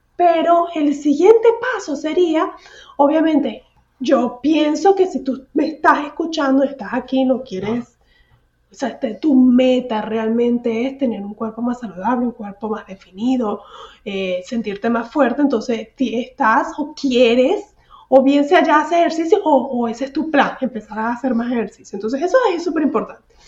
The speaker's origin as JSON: {"language": "Spanish", "town": "San Antonio de los Altos", "region": "Miranda", "country": "Venezuela", "moved": "as an adult", "lives_now": "Houston, United States", "said": "cuando estaba en mi pueblito, el pueblito de San Antonio de los Altos"}